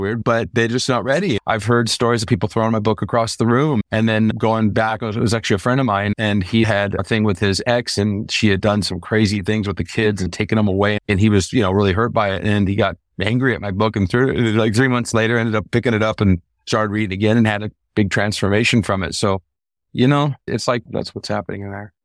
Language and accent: English; California, United States; moved away as an adult; now in Costa Rica; I came from California originally